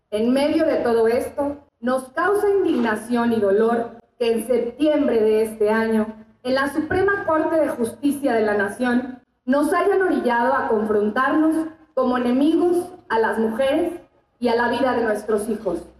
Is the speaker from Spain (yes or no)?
no; Mexico; Soy una mujer mexicana